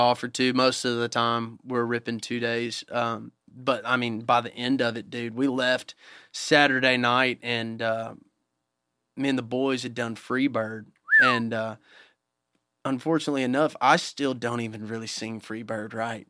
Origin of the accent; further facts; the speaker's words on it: Fairview, Tennessee, United States; I grew up in a town called Fairview, Tennessee